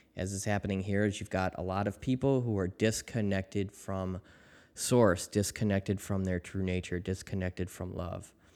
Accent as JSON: {"language": "English", "town": "Chicago", "region": "Illinois", "country": "United States", "tie": "born or raised there", "said": "my hometown in Chicago"}